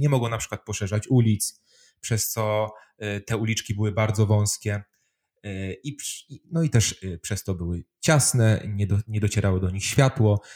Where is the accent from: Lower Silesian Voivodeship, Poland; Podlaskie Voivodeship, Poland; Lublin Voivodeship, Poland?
Lower Silesian Voivodeship, Poland; Wrocław; ja jestem Breslauerem, bo jestem wrocławianinem i uwielbiam historię swojego miasta Wrocławia